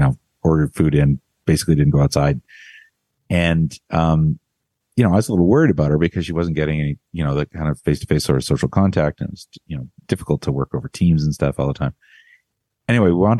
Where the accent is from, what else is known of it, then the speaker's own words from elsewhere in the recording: Canada; now in United States; I'm Canadian